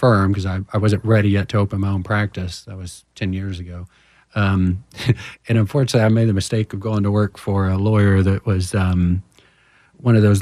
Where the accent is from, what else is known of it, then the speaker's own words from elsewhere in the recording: Houston, Texas, United States; I'm from Houston originally